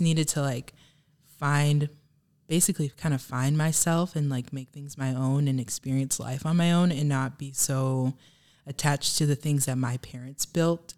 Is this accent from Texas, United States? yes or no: yes; Houston, Texas, United States; moved away as an adult; now in Michigan, United States; I grew up in Texas